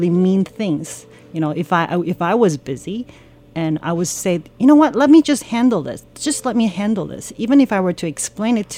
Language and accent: English; Canada; So, as I was growing up in Canada, I hung out with um, all kinds of people